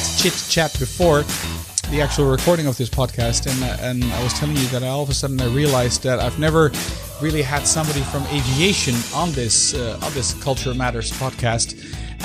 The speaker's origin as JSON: {"language": "English", "town": "Amsterdam", "region": "North Holland", "country": "Netherlands", "tie": "born or raised there", "said": "Amsterdam, which is the capital of the Netherlands, the city where I was actually born."}